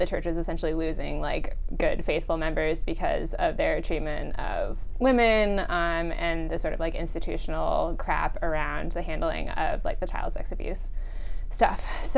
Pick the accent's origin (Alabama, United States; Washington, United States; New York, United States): Washington, United States; Everett; also born or lived in Chandler, Arizona; now in Washington, D.C., United States; So I was born in Arizona at Chandler, fairly close to Phoenix, but I moved to Washington State when I was about 8 years old. So I'd say that I grew up in Everett, Washington, which is about 30 miles north of Seattle.